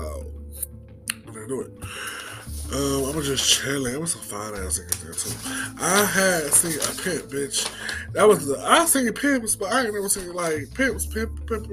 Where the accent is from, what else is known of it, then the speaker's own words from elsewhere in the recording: Cleveland, Ohio, United States; I'm from Cleveland. I live in Cleveland.